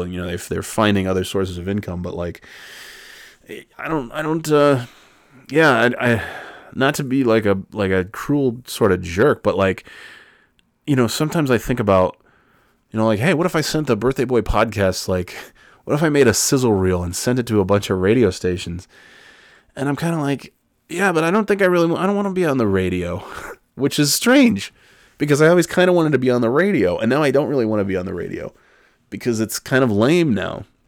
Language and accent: English; Albany, New York, United States; growing up in Albany